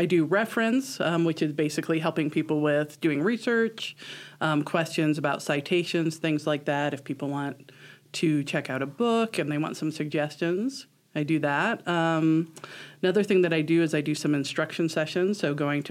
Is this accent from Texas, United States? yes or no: no; Omaha, Nebraska, United States; moved away as an adult; now in Chadron, United States; I grew up in Omaha, and I went to UNL for a few years